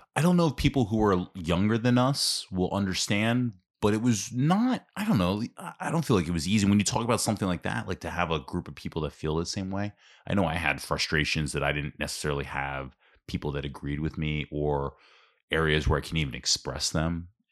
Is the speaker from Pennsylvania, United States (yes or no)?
yes; Ambler, Pennsylvania, United States; I grew up in Ambler, like, in South Ambler, Chestnut Street